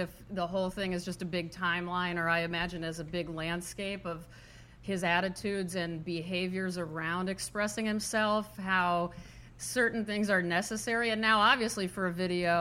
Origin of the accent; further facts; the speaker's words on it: Nebraska, United States; I'm from Nebraska